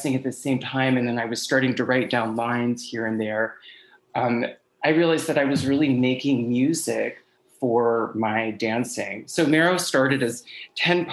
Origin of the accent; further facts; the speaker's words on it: Blue Ridge Mountains in Virginia, United States; now in New York City, United States; I grew up in the Blue Ridge Mountains in Virginia, and for the past 20 years, I've lived in New York City